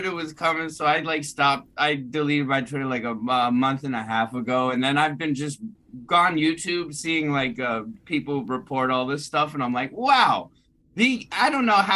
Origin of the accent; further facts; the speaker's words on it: Worcester, Massachusetts, United States; I'm from Worcester, so we in the middle of the heroin highway on the East Coast